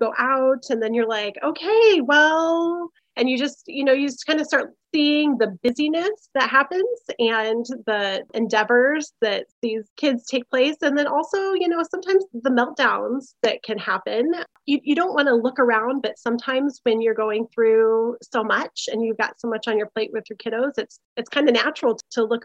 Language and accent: English; Iowa, United States; moved away as an adult; now in Oregon, United States; we are Midwesterners by root. I'm from Iowa.